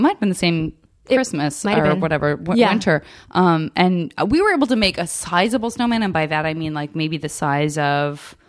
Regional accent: Tucson, Arizona, United States; I'm from Tucson.

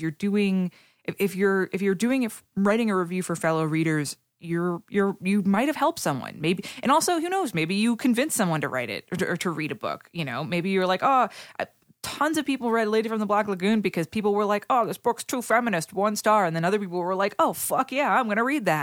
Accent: Haverhill, Massachusetts, United States; I grew up in Haverhill, Massachusetts

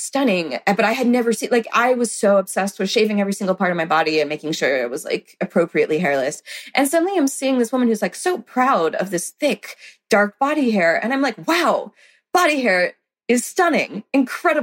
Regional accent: the South, United States; I grew up in the South

